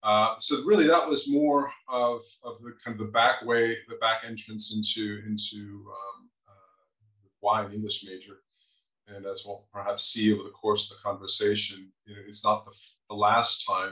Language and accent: English; St. Louis, Missouri, United States; moved away as an adult; also born or lived in Atlanta; now in Austria; I grew up in St. Louis